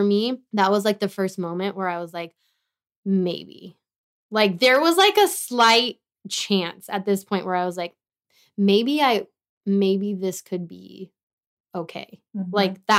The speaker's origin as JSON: {"language": "English", "town": "Tehachapi", "region": "California", "country": "United States", "moved": "yes", "said": "I went back to Tehachapi, good old T-town, with my parents."}